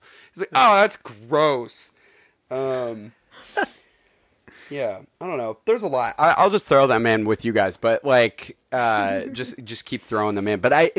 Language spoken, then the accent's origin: English; London, United Kingdom; It's like, I am from London.